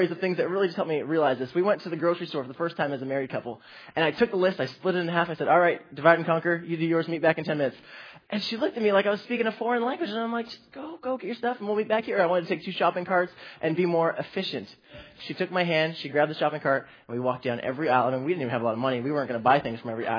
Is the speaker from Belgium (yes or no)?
no; Toronto, Ontario, Canada; I grew up in the youth ministry here.